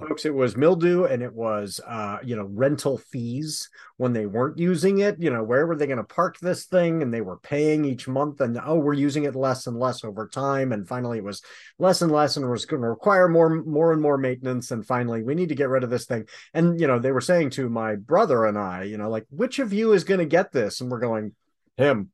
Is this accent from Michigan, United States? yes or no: yes; Michigan, United States; I'm from Michigan